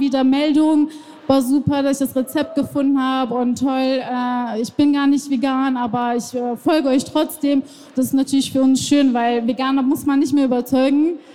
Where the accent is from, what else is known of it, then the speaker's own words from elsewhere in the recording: Iran; now in Germany; ich bin ja selber äh, im Iran geboren